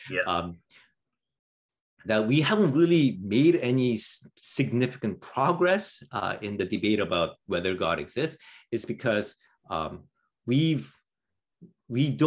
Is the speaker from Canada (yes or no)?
yes; Canada; as, as a Canadian, I have to say that that that stuff looks crazy.